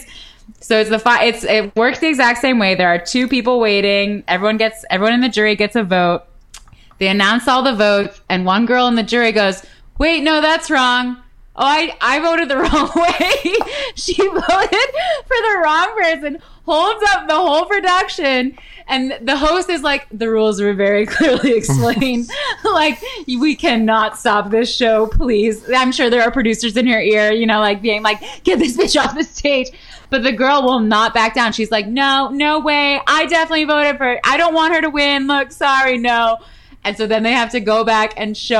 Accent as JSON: {"language": "English", "country": "Canada", "moved": "yes", "lives_now": "United States", "said": "as a Canadian"}